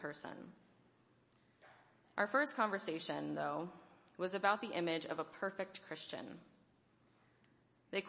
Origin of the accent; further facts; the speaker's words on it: Deep South, United States; moved away; Growing up in the Deep South